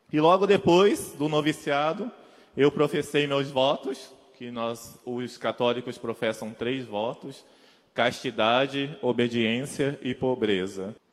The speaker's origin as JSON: {"language": "Portuguese", "region": "Mato Grosso do Sul", "country": "Brazil", "tie": "born or raised there", "said": "sou natural do Mato Grosso do Sul mas morei em vários lugares do Brasil e até fora do Brasil."}